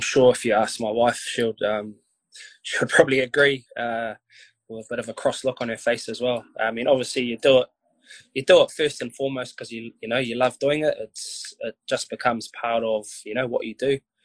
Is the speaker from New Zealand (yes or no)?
yes; Wainuiomata, Wellington, New Zealand; I grew up in Wainui, played my junior rugby for Wainui.